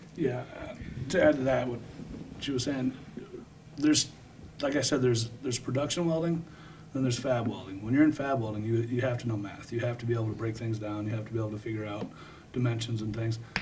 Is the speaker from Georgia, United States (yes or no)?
no; Davenport, Iowa, United States; I grew up in Davenport.